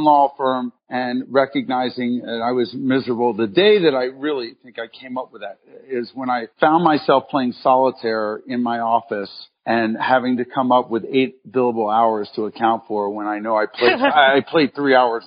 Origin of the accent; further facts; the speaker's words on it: Philadelphia, Pennsylvania, United States; moved away; also born or lived in Cincinnati / Chicago; I grew up in Philadelphia and moved around a little bit from Philadelphia to Cincinnati